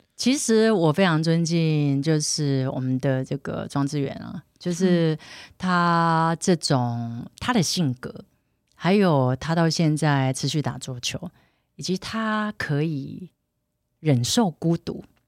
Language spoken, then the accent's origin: Chinese; Taiwan; 自然而然台湾或我生长的环境是这样